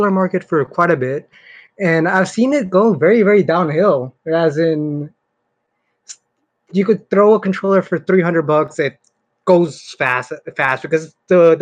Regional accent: Northern California, United States; I'm from NorCal.

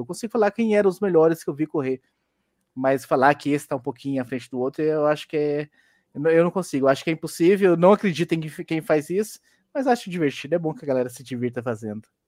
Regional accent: Goianésia, Goiás, Brazil; moved away; eu sou de Goianésia, Goiás

